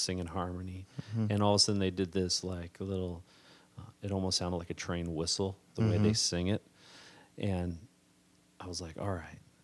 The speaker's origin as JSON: {"language": "English", "town": "Running Springs", "region": "California", "country": "United States", "tie": "born or raised there", "also_born_or_lived": "Minnesota", "moved": "as an adult", "lives_now": "Harstine Island, United States", "said": "I was born and raised in Southern California, San Bernardino Mountains, little town called Running Springs"}